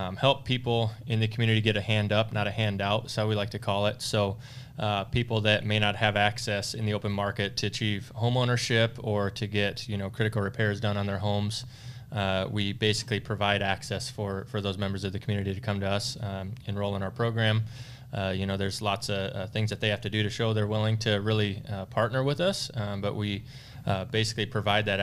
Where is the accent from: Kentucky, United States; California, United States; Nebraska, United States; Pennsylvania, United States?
Nebraska, United States; Omaha; I am born and raised in the Omaha area